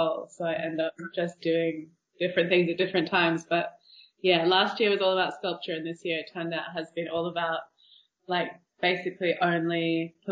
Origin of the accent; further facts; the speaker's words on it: Australia; moved away as an adult; also born or lived in New York / London; now in Barcelona, Spain; I am from Australia, and then I lived in New York for a while, and then came to London to do a master's